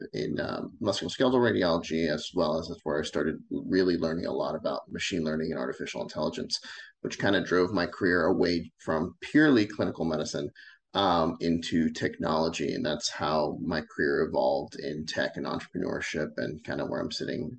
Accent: Florida, United States; also born or lived in Puerto Rico; And then after we left Puerto Rico, I grew up in Central Florida. And then I did all my schooling in Tampa.

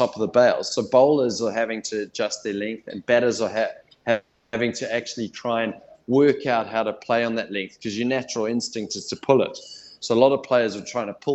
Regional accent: South Africa; now in New Zealand; I was born in South Africa

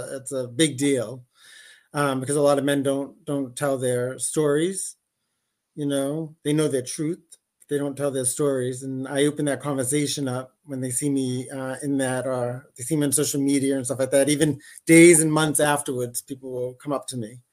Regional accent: Brockton, Massachusetts, United States; now in Rhode Island, United States; I'm originally from Brockton, Massachusetts. I reside right now in Rhode Island.

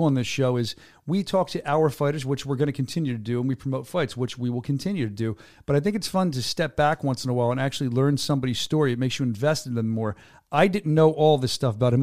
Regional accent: United States

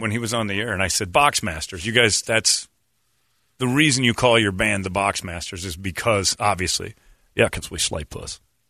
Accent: Indiana, United States; I'm from Indiana.

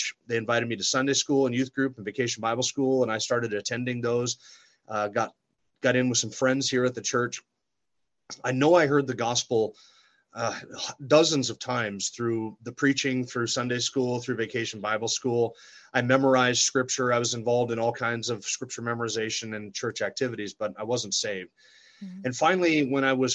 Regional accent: Sandpoint, Idaho, United States; also born or lived in California; I grew up here in Sandpoint, went to school here, graduated high school in 1990.

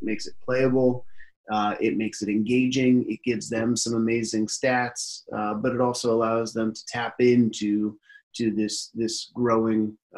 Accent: Seattle, Washington, United States; also born or lived in San Francisco / Connecticut / Ohio; now in Brooklyn, United States; I was born in San Francisco, actually in the city in San Francisco, and then grew up in Seattle as a child, made my way out to Connecticut, lived in Connecticut for a while, went to school in Ohio, and then found myself in Brooklyn, New York.

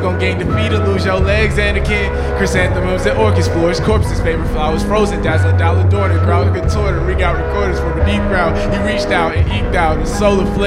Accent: Charlotte, North Carolina, United States; I'm from North Charlotte

